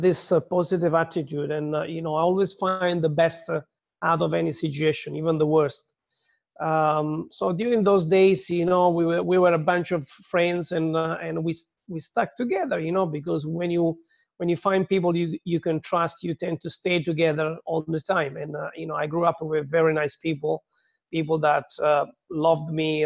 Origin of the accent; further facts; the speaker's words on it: Southern Italy, Italy; English is a second language; moved away as an adult; also born or lived in London; I was born in a little village in the south of Italy.